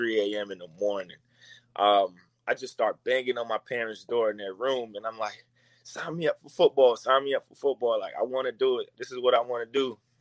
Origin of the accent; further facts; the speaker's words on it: New York City, New York, United States; I'm from the Bronx, New York, coming from the South Bronx